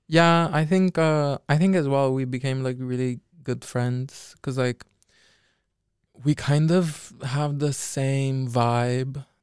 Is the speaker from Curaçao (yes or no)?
yes; Curaçao; now in Netherlands; I'm from Curacao. Nobody knows where that is. Um, but yeah, it's a Dutch island. in the Caribbean.